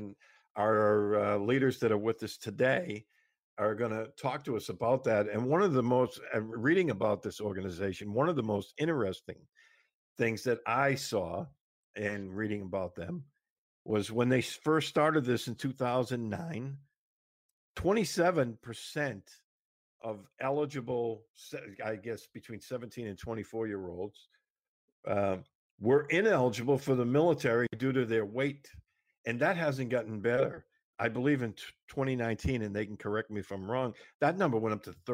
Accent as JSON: {"language": "English", "region": "Massachusetts", "country": "United States", "tie": "born or raised there", "said": "my home state of Massachusetts"}